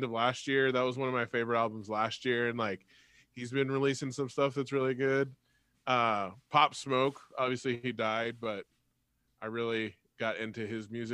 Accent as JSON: {"language": "English", "area": "the Bay Area", "region": "California", "country": "United States", "said": "I'm from the Bay"}